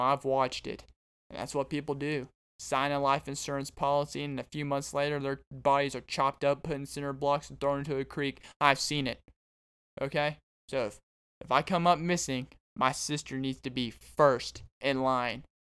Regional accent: Arkansas, United States; now in Texas, United States; I'm from Arkansas, but I came down to Texas

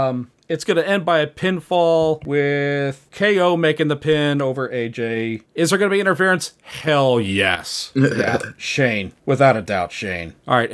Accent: United States; I'm American. I don't have a good education.

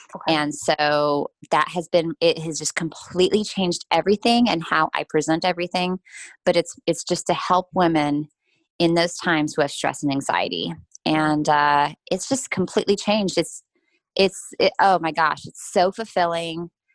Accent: United States; as an American

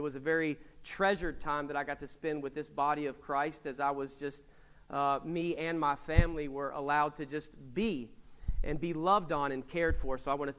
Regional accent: Winchester, Kentucky, United States; So about 6 months ago, I was back in Kentucky in my hometown of Winchester, right outside of Lexington, and I was going to a gas station.

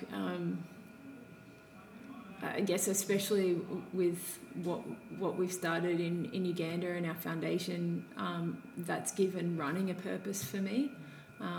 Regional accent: Grays Point, New South Wales, Australia; I grew up in Grays Point

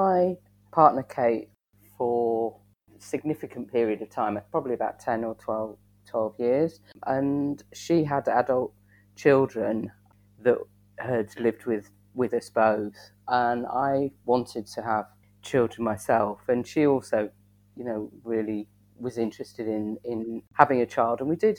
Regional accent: Southampton, South East England, United Kingdom; born there; growing up in such a very white area. Although when I was born in Southampton, which is quite diverse, but we moved away.

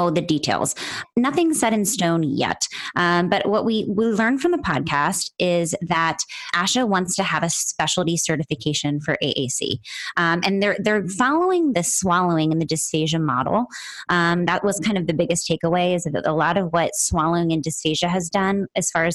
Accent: East Coast, United States; moved away as an adult; now in Los Angeles, United States; That's where I'm based, but I'm actually from the East Coast. I moved out here about 5 years ago

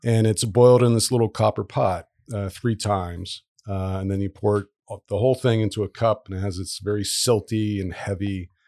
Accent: Dayton, Ohio, United States; moved away as an adult; also born or lived in Virginia Beach, Virginia; now in Providence, United States; I mostly grew up in Dayton, Ohio

